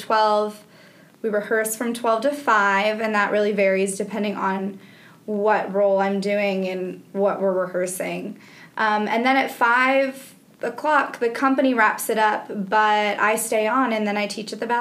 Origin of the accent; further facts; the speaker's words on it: Evanston, Illinois, United States; now in Birmingham, United States; I grew up in Evanston, which is just outside of Chicago